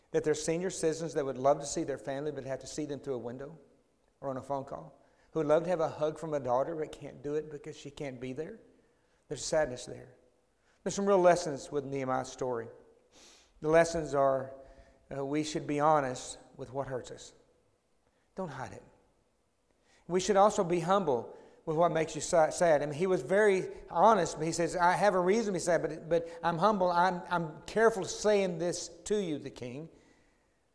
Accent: Dallas, Texas, United States; when I grew up in Oak Cliff, about 20-something miles from here

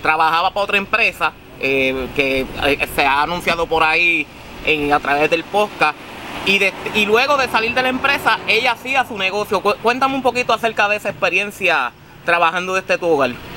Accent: Comerío, Puerto Rico; de mi pueblo comerio

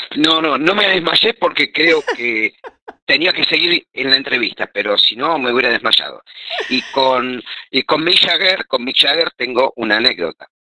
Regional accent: Argentina; nosotros como argentinos

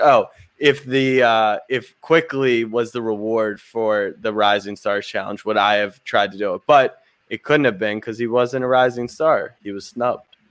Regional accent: Maryland, United States; I grew up in Maryland

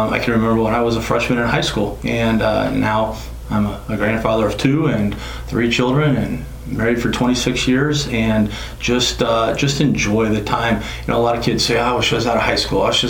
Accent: Decatur, Illinois, United States; I was born in Decatur, Illinois. I am a small town kid. I graduated from Argenta Oriana High School, which is northwest in between Decatur and Monticello

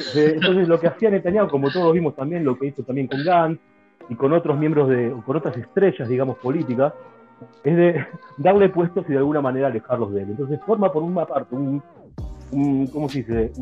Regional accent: Buenos Aires, Argentina; moved away; Como argentino, argentino

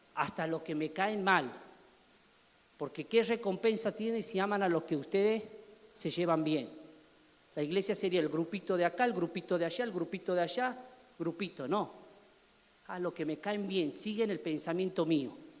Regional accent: Argentina

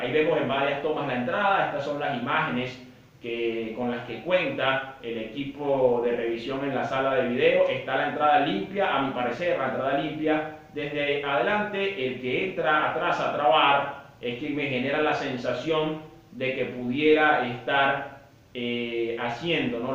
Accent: Venezuela; como venezolano

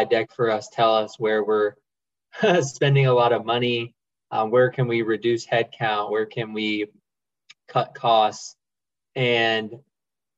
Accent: Augusta, Georgia, United States; moved away as an adult; also born or lived in Athens, Georgia / Atlanta, Georgia; now in New York, United States; I'm from Augusta, Georgia

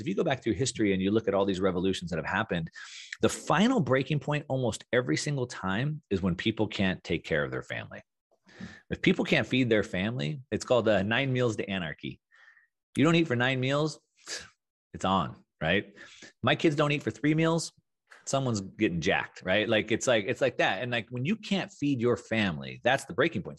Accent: South Texas, United States; moved away; also born or lived in Southern California; growing up in South Texas

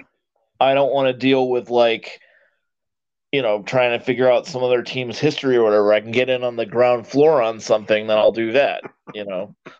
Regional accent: Connecticut, United States; I grew up in Connecticut

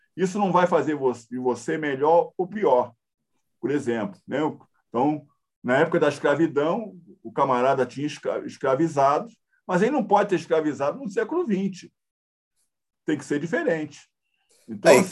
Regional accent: Rio de Janeiro, Brazil; moved away as an adult; now in São Paulo, Brazil; Eu sou carioca

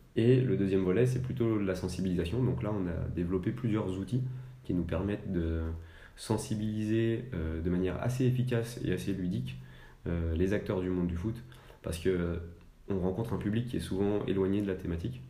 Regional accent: Annecy, Auvergne-Rhône-Alpes, France; je suis originaire d'Annecy, donc je suis vraiment un, un local.

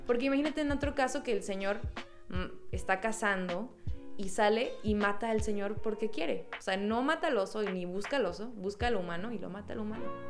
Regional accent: Mexico; cuando naces aquí y hablas con otro mexicano, luego, luego hay una conexión

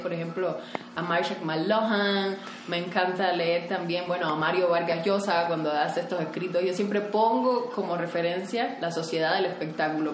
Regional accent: Cuba; now in Mexico; yo vengo de Cuba, creo que tenía menos oportunidades que muchas personas, o sea, vivía en una isla alejada del mundo donde prácticamente no hay internet

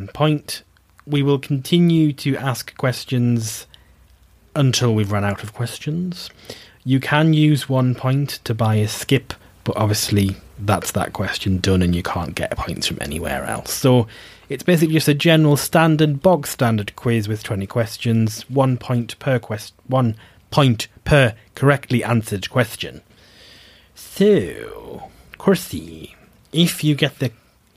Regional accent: United States; I am American.

